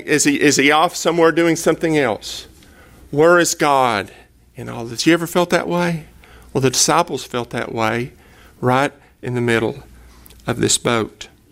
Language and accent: English; Cleveland, Tennessee, United States; now in Dallas, United States; I am from East Tennessee, right outside of Chattanooga